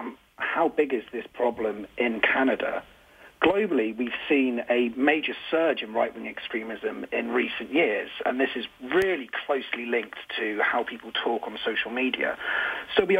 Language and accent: English; United Kingdom; I'm from the United Kingdom